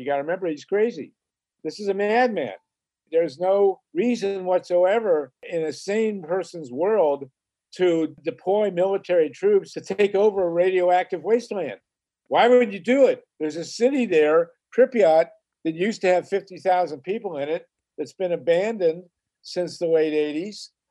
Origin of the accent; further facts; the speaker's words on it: Boston, Massachusetts, United States; I was born in Boston